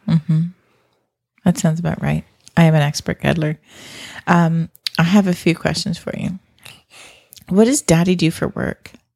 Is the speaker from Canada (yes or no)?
yes; Canada; I grew up in Canada